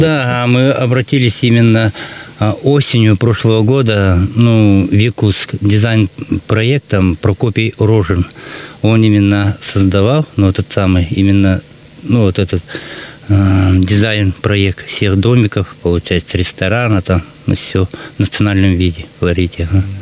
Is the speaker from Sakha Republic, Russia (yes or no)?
yes; Suldukar, Sakha Republic, Russia; мы из села Сульдукар